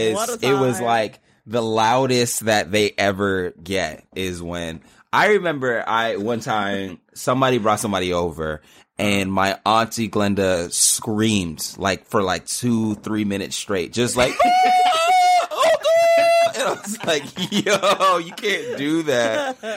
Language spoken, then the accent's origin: English; Los Angeles, California, United States; I'm born and raised in Los Angeles. My dad is from Trinidad and Tobago. My mom is from Guyana.